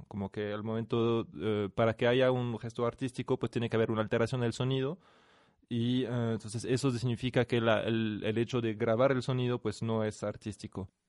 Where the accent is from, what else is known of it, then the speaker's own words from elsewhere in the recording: France; moved away as an adult; now in Mexico; soy de origen francés, o sea, nací en Francia y vivo en México desde hace unos años